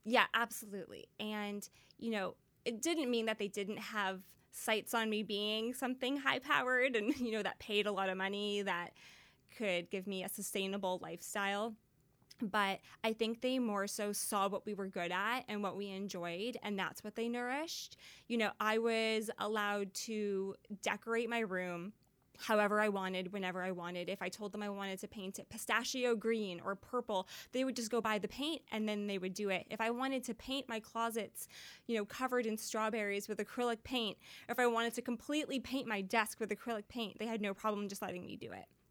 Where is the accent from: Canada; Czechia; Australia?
Canada; Surrey, British Columbia; also born or lived in Vancouver; I grew up in Surrey, technically. But most of my career happened in Vancouver